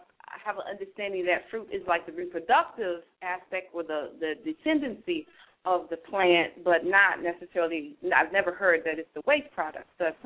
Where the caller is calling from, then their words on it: Columbia, South Carolina, United States; I'm calling from Columbia.